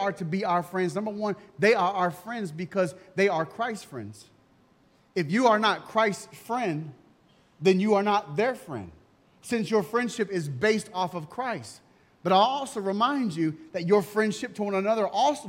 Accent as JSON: {"language": "English", "country": "United States", "said": "I'm American"}